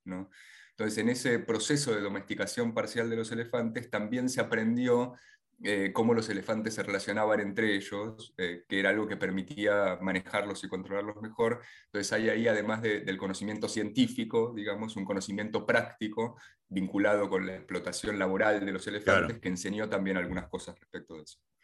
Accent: Buenos Aires, Argentina; tanto de niño acá en Buenos Aires

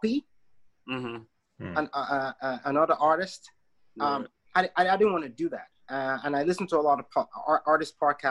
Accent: Nigeria; now in Canada; I am Nigerian, right? Canadian by my mother's side, but I'm very much Nigerian, born and raised in the country.

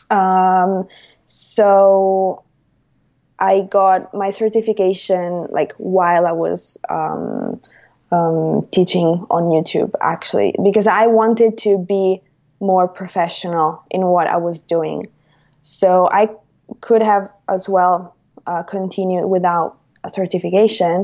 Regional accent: Rome, Lazio, Italy; I'm Italian. I'm from Rome

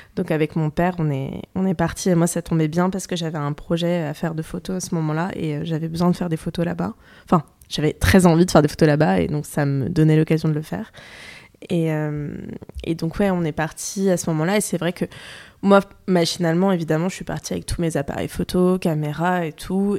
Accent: France; je suis née en France, j'ai grandi en France

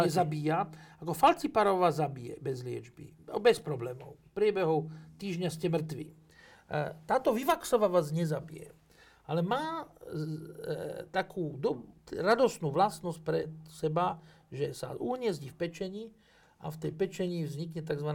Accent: Slovakia; sme Slováci

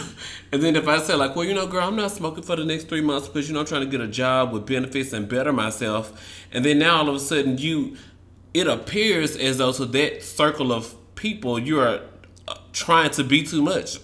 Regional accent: the South, United States; I'm from the South

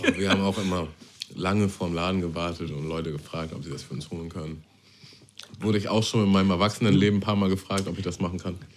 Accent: Germany; Ich bin ja nicht direkt in Hamburg groß geworden. In Hamburg? Ich bin in so einem Vorort groß geworden.

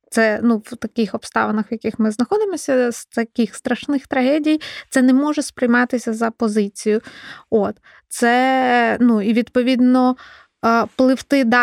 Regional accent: Kyiv Oblast, Ukraine; Е, так, я з Київщини, е, я вчилась в українській школі. На Київщині ми говорили на суржі.

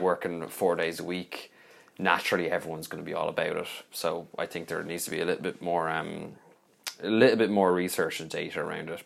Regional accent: Dublin, Leinster, Ireland; I've been from Dublin

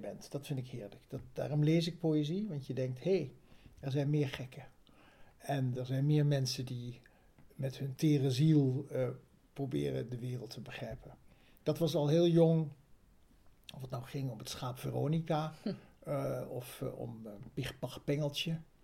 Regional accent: Bergen aan Zee, North Holland, Netherlands; ik groeide op in Berg aan Zee

